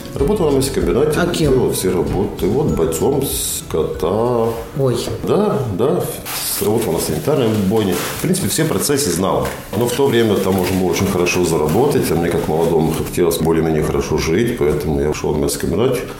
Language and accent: Russian; Talsi, Talsi Municipality, Latvia; also born or lived in Semipalatinsk, Kazakhstan; now in Riga, Latvia; Талсе вообще мой родной город. Я больше всего своего времени прожил в Талсе.